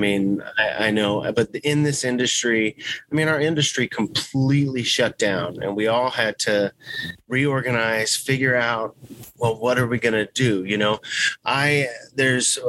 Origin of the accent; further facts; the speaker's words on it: Texas, United States; We're from Texas